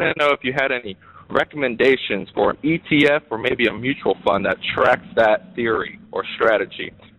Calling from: Portsmouth, Virginia, United States; I'm calling from Portsmouth, Virginia.

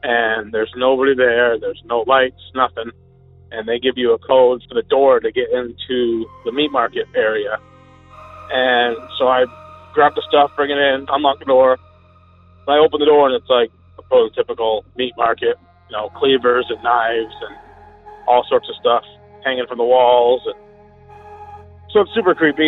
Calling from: Vermont, United States; I'm calling from Vermont

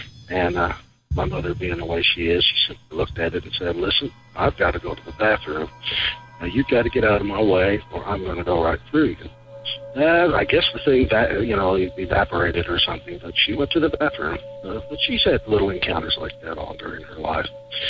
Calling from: Kentucky, United States; also born or lived in Lexington, Kentucky; I'm calling from Kentucky.

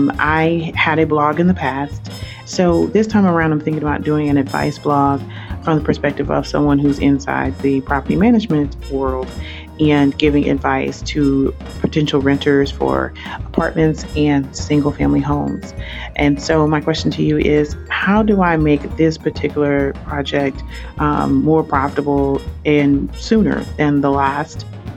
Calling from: Atlanta, Georgia, United States; I'm calling from the Atlanta, Georgia area.

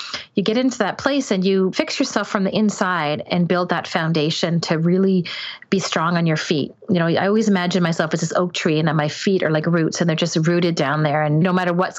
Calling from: Ontario, Canada; I'm in not really a small town, but I'm north of Toronto in Canada.

